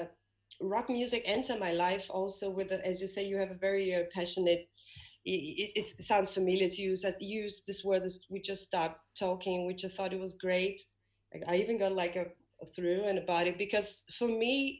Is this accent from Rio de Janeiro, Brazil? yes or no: yes; Rio de Janeiro, Brazil; English is a second language; moved away as an adult; also born or lived in London; now in Denmark; Rio, my hometown